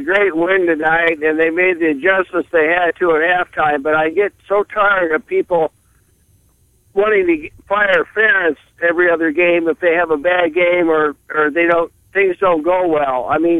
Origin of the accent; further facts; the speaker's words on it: Iowa City, Iowa, United States; now in Urbandale, United States; I grew up in Iowa City